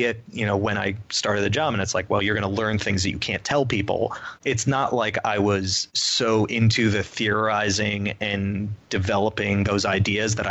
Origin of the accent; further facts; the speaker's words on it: United States; I'm from the Connecticut, New York area.